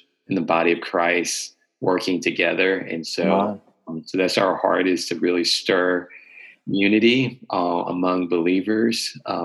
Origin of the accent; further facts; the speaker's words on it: North Carolina, United States; Born and raised in North Carolina.